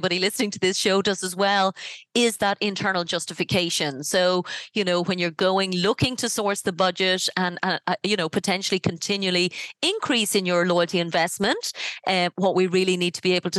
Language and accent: English; Ireland; I'm from Ireland